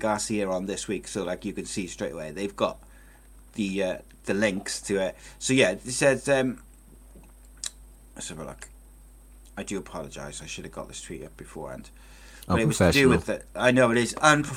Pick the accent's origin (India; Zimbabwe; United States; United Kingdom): United Kingdom; Wales; I'm a Welshman